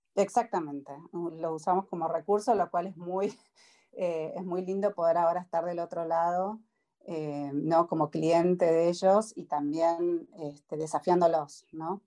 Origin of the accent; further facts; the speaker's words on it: Argentina; now in United States; uno como argentino